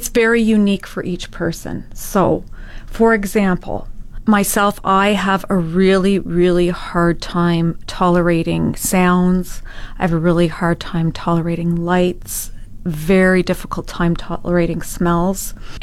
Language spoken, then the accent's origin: English; Ottawa, Ontario, Canada; moved away as an adult; now in Fort McMurray, Canada; I'm from Ottawa area originally